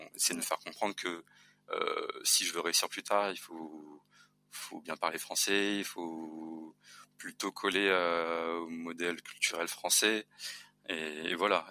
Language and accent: French; Saint-Paul, Réunion; moved away as an adult; also born or lived in Paris / Lyon; j'ai grandi dans les Hauts-de-Saint-Paul, au Guillaume